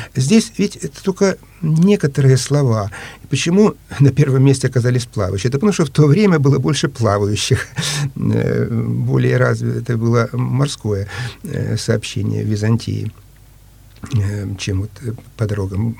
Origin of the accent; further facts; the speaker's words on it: Ukraine; now in Saint Petersburg, Russia; Я по происхождению э, русский, но родился и вырос э, на Украине